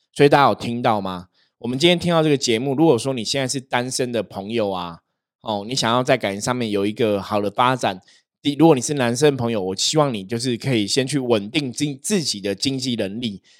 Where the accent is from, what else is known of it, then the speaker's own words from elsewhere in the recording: Taiwan; 我们台湾人